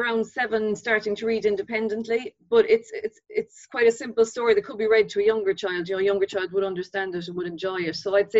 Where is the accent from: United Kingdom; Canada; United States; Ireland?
Ireland; Carrigaline, Munster; also born or lived in Crossavon; Between Carrigaline and Crossavon in Cork. Went to Crossavon school.